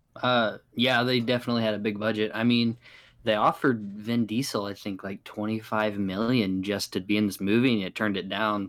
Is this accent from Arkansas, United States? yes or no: yes; Arkansas, United States; I'm from Arkansas